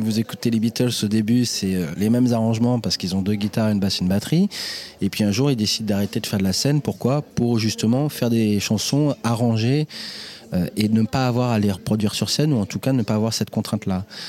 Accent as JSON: {"language": "French", "town": "Senlis", "region": "Hauts-de-France", "country": "France", "tie": "born or raised there", "accent": "French", "said": "Je suis né à Senlis, dans l'Oise, le 3 avril 1979."}